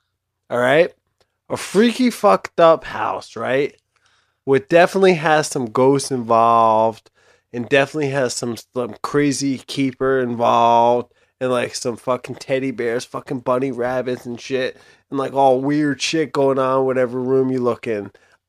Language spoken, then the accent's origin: English; Brick, New Jersey, United States; also born or lived in Toms River, New Jersey; I grew up in Bricktown. I was born in Toms River, and I lived my first 6 months of my life in downtown Toms River